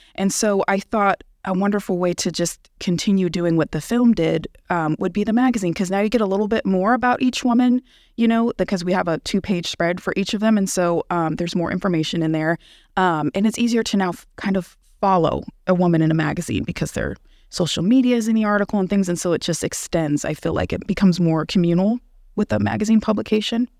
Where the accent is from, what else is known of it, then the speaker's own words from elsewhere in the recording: Bay Area, California, United States; moved away as an adult; also born or lived in Los Angeles, California; now in Tulsa, United States; I'm from California. I'm from the Bay Area, and I lived in L A for three years before I came here